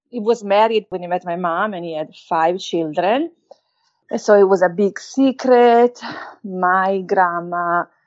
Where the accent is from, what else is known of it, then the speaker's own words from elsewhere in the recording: Valtellina, Lombardy, Italy; accent: Italian; English is a second language; moved away; also born or lived in Naples; I grew up in North Italy, where my stepdad was from, Valtellina, beautiful place